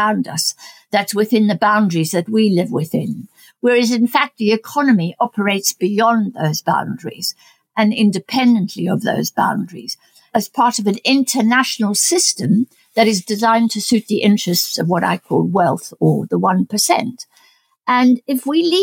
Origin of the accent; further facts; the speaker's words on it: South Africa; moved away; I'm South African born. My family is in South Africa